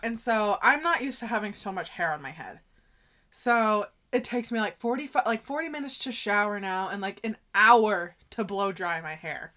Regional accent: Maine, United States; moved away as an adult; now in Virginia, United States; we're from Maine

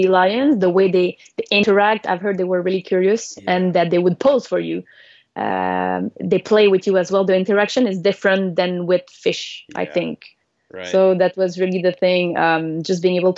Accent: Quebec, Canada; I'm from Quebec

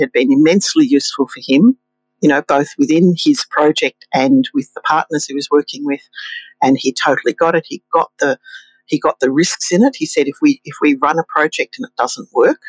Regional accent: Victoria, Australia; Victoria, in my home state

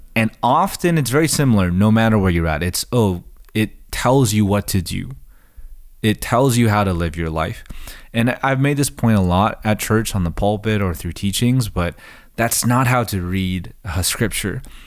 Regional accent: United States; as, as American readers

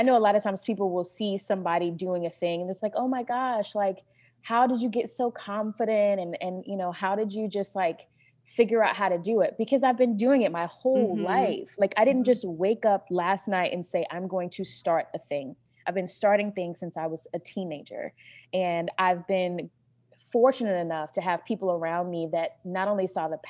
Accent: North Carolina, United States; You know, I'm from North Carolina originally, and that's like pork central.

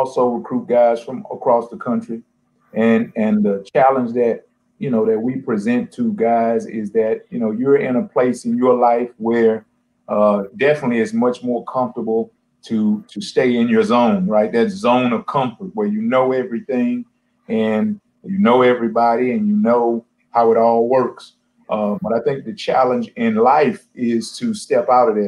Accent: Texas, United States; moved away; also born or lived in North Dakota / Kalamazoo, Michigan / Ohio / Arizona; I'm from Texas

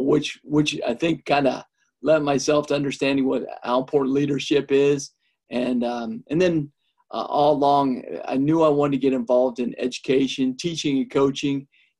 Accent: Friend, United States; Sure. Loved it. The one thing, my dad's a retired farmer, and so grew up on a farm and being involved in a small school.

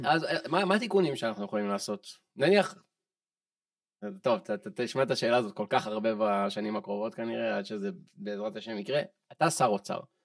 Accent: Israel; אני ישראלי בן 30

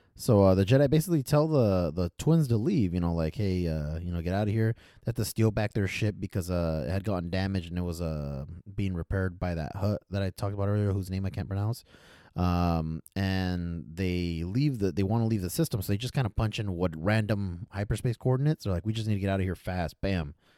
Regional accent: Fresno, California, United States; I'm from Fresno area.

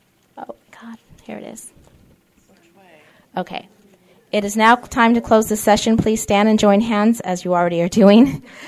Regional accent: California, United States; I can, because I come from Orange County. We eat sugar.

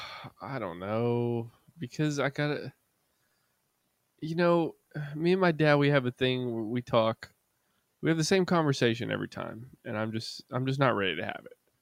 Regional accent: Kannapolis, North Carolina, United States; back in my hometown

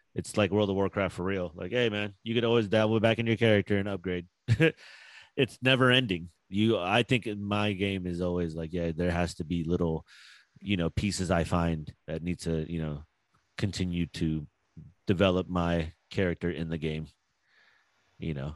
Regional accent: Philippines; I'm Filipino

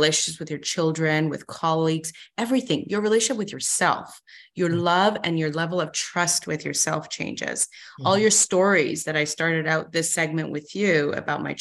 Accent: Canada; also born or lived in Iran; born and raised in Iran, Middle East, mm-hmm. moved to Canada when I was 7

